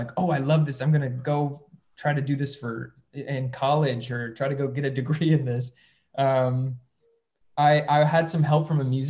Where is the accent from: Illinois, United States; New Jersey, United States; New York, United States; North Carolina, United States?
New York, United States; Syracuse; now in Los Angeles, United States; I was born in Syracuse, New York